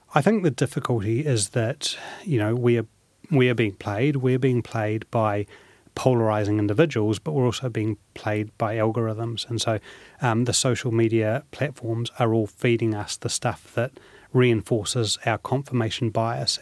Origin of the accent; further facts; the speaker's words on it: New Zealand; I was born in New Zealand. You know, I've, I've always identified myself as a New Zealander